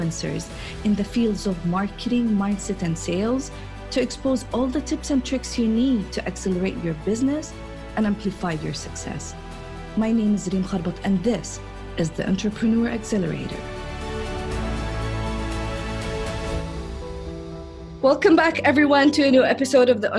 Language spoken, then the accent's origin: English; Jordan; now in Saudi Arabia; I am a girl from Jordan in the Middle East. I live in Saudi Arabia